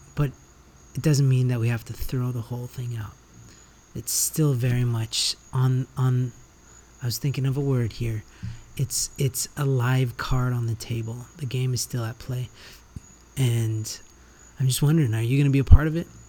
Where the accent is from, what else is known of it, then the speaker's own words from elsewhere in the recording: Canada; also born or lived in United States; now in Central America; I grew up in Canada